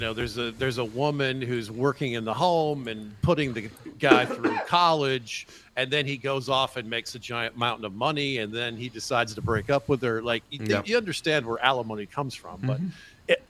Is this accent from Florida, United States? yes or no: yes; Florida, United States; born there; You know, I love Florida. I was born in Florida. I love Florida.